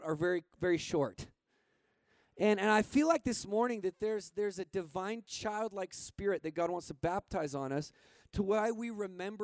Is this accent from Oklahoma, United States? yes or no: no; Montana, United States; moved away; I grew up in Montana, so that kind of makes me like half Canadian